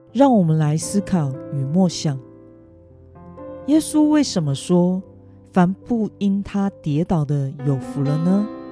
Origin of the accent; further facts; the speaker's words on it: Kaohsiung, Taiwan; moved away; 意外带回我的家乡高雄